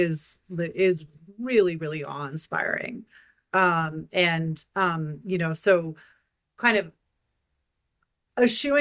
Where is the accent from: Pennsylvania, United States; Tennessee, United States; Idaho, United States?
Idaho, United States; moved away as an adult; I was from Idaho, and I felt like that a huge part of my identity was wrapped up in being a Westerner.